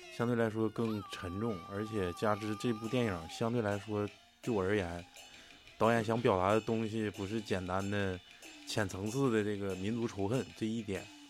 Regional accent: Northeast China, China; 作为一个中国人和东北人

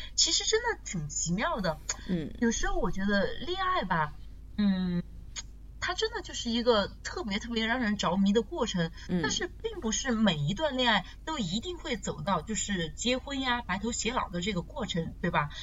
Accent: China; 我们中国人

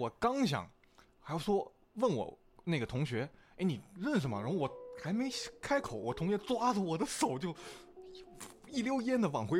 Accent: Guilin, Guangxi, China; 我们是桂林是没有没有粤语的，就是说桂林话跟普通话。

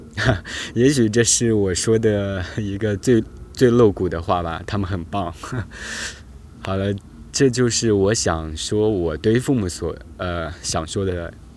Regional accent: China; 这也是我们中国人的一个基本的思维吧

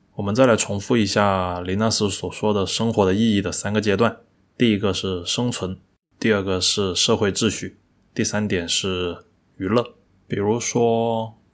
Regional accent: China; 那个时候以我们中国人的消费来说的话

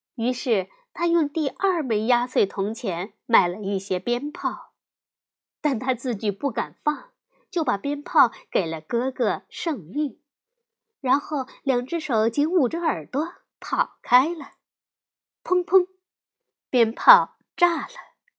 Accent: China; 我们中国人

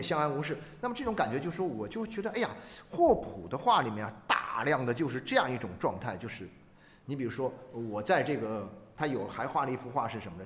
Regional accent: China; 我们中国人

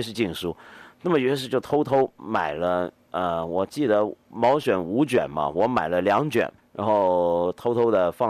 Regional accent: Hong Kong; moved away; 我是到了中学的时候，因为我我香港人嘛，我每年暑假放假都会回香港，在我爸爸妈妈家里头住。

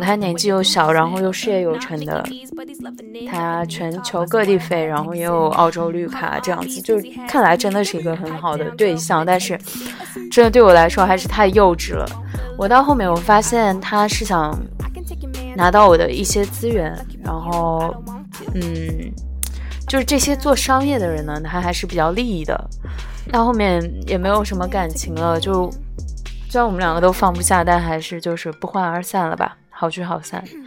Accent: China; also born or lived in Shanghai; 我们中国人又有那种传统的观念

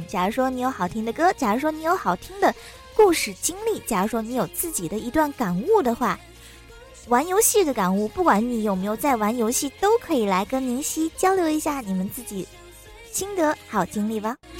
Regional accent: China; 身为中国人

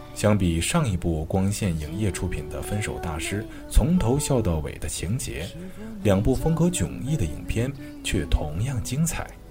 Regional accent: Anhui, China; 我是安徽人

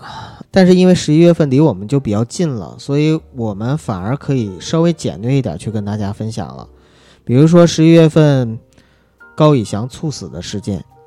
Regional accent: China; 其实我觉得我们中国人啊，或者说中国网友，

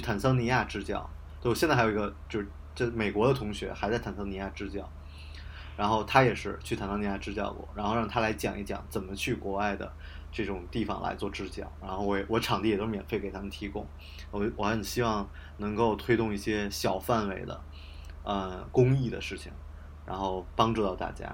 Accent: Beijing, China; also born or lived in Hebei; 我在河北读的高中，但是我是北京的人嘛，就是我只是嗯。父母把我送去而已

